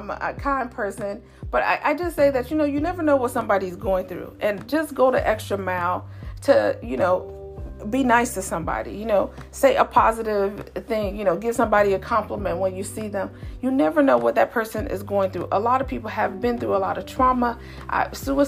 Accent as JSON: {"language": "English", "town": "Chicago", "region": "Illinois", "country": "United States", "tie": "born or raised there", "moved": "yes", "said": "I'm originally born and raised in Chicago"}